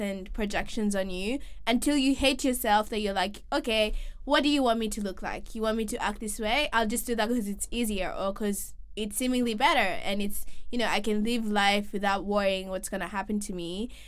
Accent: Kenya; moved away as an adult; we're both from Kenya and we moved here to study

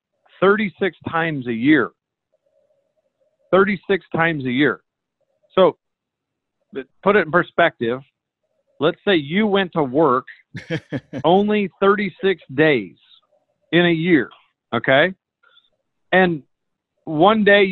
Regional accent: the Northwest, Pacific Northwest, United States; I grew up in the Northwest

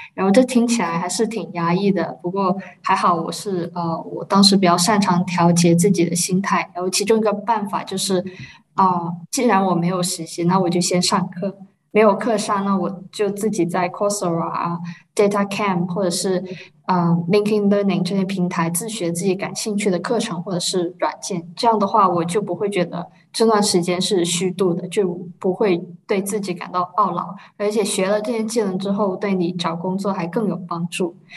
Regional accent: China; now in Germany; 我一个中国人

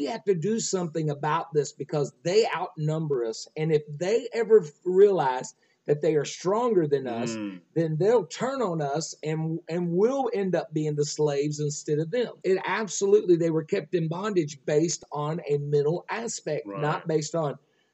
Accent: Nocona, Texas, United States; also born or lived in Quanah, Texas; I was raised in Nocona, in Quanah, grew up in Nocona

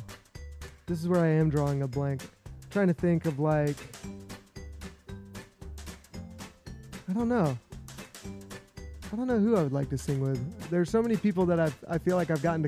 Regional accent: South Carolina, United States; I grew up in South Carolina, so I'm a Gamecock

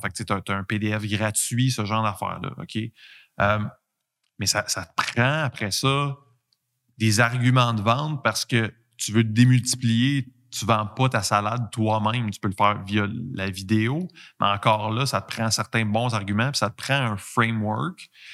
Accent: Quebec, Canada; accent: Québécois; j'ai un accent québécois

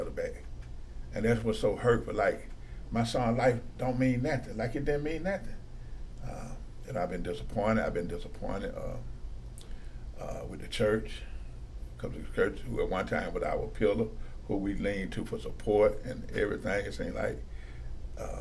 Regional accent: Atlanta, Georgia, United States; growing up in East Lake Meadows, we had police used to get out their car in the 70s and walk and talk with us

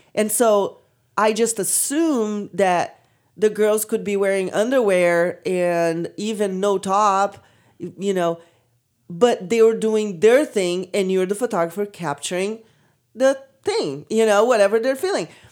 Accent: Brazil; moved away; I come from Brazil

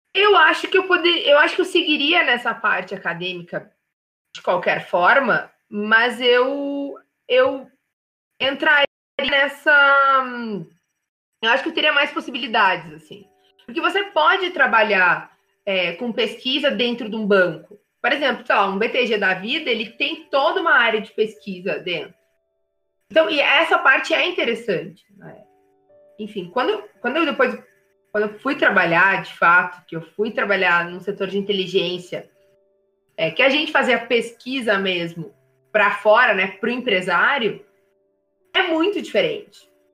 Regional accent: Rio Grande, Rio Grande do Sul, Brazil; eu nasci em Rio Grande, né? Que é extremo sul do Rio Grande do Sul, e é litoral.

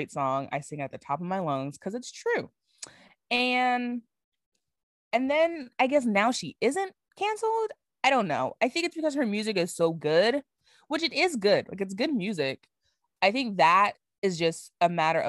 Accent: Barbados; I am from Barbados.

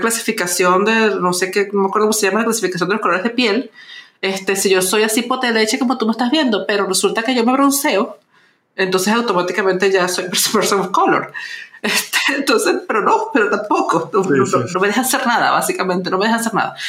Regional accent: Venezuela; moved away; soy venezolana

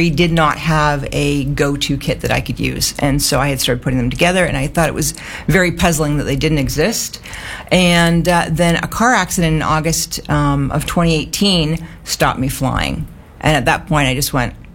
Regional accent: Canada; moved away as an adult; now in Australia; I've got a funny accent because I'm Canadian, and I've been in Australia for 7 years, but it's not going away

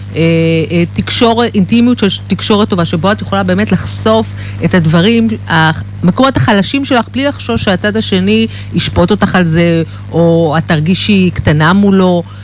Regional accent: Herzliya, Tel Aviv District, Israel; אני, אני מהרצליה

